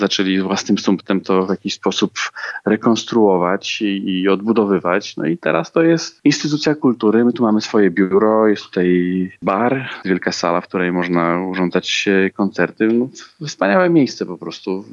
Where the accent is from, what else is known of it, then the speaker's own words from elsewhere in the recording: Slovakia; Polish is a second language; u nas, na Słowacji